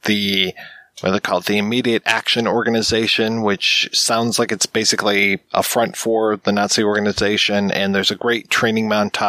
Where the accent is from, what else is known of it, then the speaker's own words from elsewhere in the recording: United States; being an American